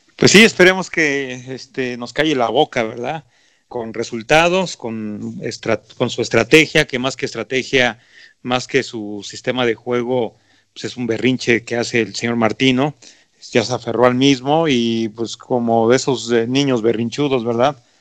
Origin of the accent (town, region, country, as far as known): Mexico